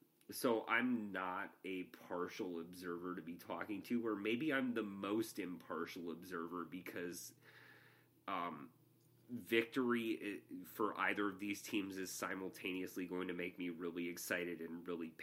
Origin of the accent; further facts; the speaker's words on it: Wisconsin, United States; moved away; also born or lived in Oregon; I was born in Wisconsin. All my family are Badgers fans. I grew up a Badgers fan.